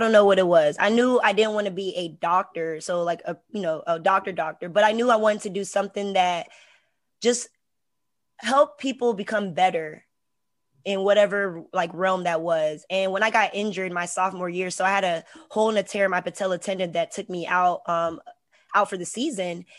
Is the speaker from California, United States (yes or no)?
no; Hampton, Virginia, United States; also born or lived in Houston, Texas; I'm also from Hampton, Virginia, so the seven five